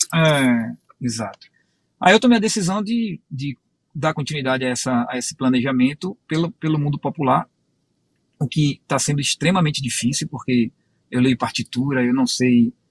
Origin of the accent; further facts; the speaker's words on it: Bahia, Brazil; moved away as an adult; also born or lived in Rio de Janeiro; now in Pernambuco, Brazil; Eu nasci no Rio de Janeiro, fui criado na Bahia.